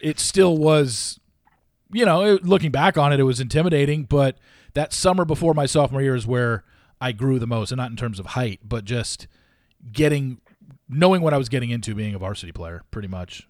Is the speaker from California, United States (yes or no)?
yes; Orange County, California, United States; I absolutely loved growing up in Orange County